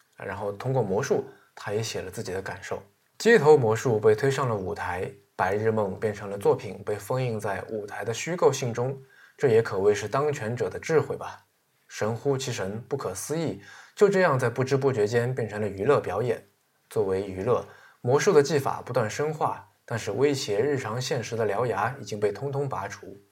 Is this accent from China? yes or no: yes; China; 我是中国人，我看惯了这个中国的四行绝句